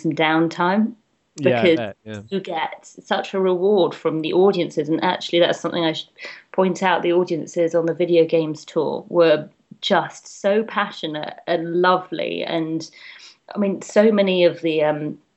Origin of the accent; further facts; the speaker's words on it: London, United Kingdom; London's like my hometown